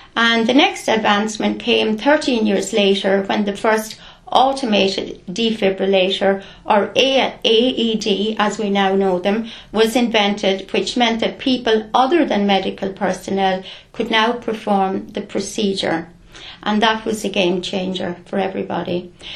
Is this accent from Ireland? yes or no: yes; Clonegall, County Carlow, Ireland; I'm a local. I grew up in Gary Haston, Clonegall.